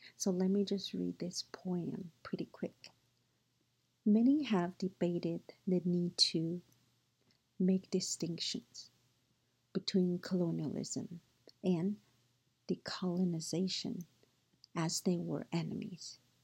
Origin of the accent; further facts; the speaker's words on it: Taiwan; moved away; also born or lived in United States; I grew up in Taiwan and was educated in both Chinese and U.S. cultures